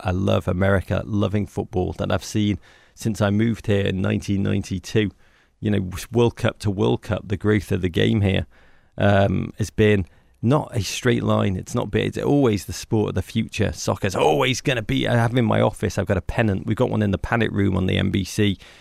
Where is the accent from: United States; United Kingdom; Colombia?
United Kingdom; England; moved away; I'm from England